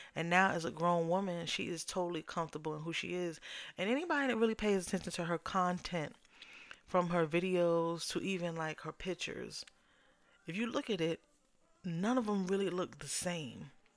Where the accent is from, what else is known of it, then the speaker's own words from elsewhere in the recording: New York, United States; now in Southern United States; I'm originally from New York